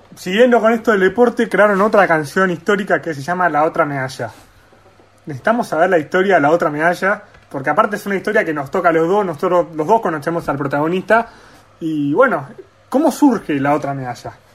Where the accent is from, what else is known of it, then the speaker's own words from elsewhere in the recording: Argentina; como argentinos y como deportistas